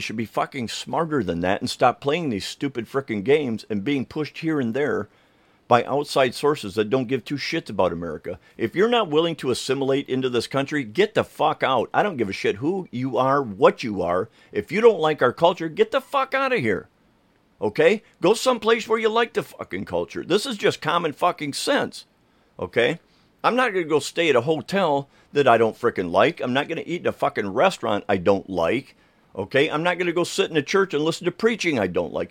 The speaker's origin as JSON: {"language": "English", "country": "United States", "tie": "born or raised there", "said": "there was a street here in my hometown called Berlin Street"}